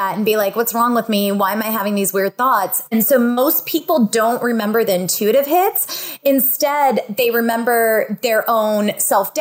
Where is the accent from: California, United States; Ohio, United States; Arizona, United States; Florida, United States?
California, United States; Fresno; also born or lived in San Diego, California; I grew up in Fresno, California, and we're home to raisins